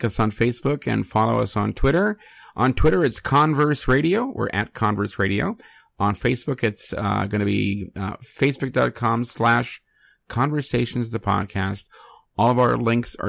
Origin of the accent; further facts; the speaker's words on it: San Francisco, California, United States; also born or lived in Connecticut; I came to San Francisco from Connecticut when I was a year old. So really, California is all that I know. My high school I went to was a trade school